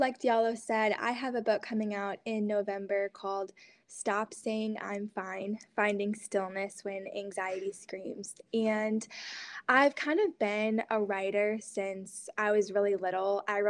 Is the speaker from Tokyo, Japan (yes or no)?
no; Hiroshima, Japan; moved away as an adult; Yeah, so I grew up as a missionary kid in East Asia, so specifically Hiroshima, Japan. So I was there from 9 to 18.